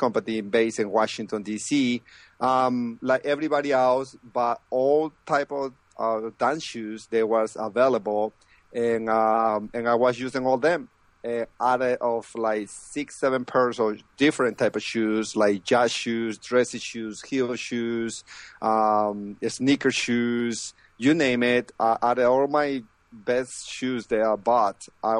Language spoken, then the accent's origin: English; Lima, Peru; moved away as an adult; now in United States; I'm originally from Peru, the capital of, you know, Lima, and I moved to the States